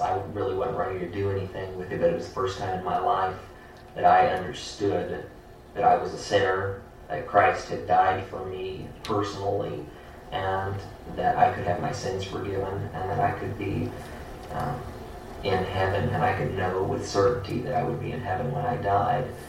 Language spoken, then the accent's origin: English; Hamilton, Ohio, United States; now in Lafayette, United States; I grew up in Hamilton, Ohio, and uh, that's uh, kind of near the Cincinnati area